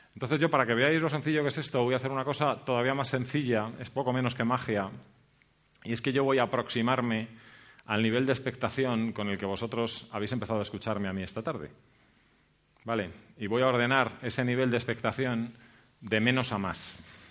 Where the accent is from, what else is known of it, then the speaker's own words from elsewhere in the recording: Spain; nosotros, como españoles